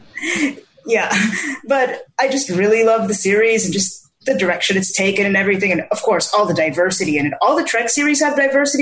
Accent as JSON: {"language": "English", "country": "Canada", "said": "As a Canadian"}